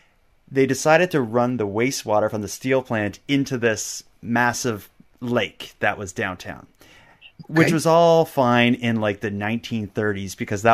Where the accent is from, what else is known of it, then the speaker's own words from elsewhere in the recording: Nova Scotia, Canada; it was where I grew up in Cape Breton, as I talked about there, it was the unemployment rate was nuts. Where I grew up, we had the highest unemployment rate, highest cancer rate, and highest teen pregnancy rate in all of Canada.